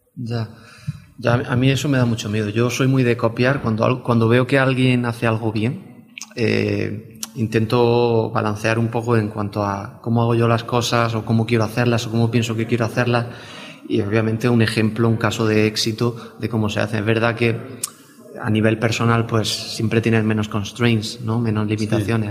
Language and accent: Spanish; Tabernas, Andalusia, Spain; Yo soy del desierto de Tabernas, de, Almería, y de un pueblo muy pequeño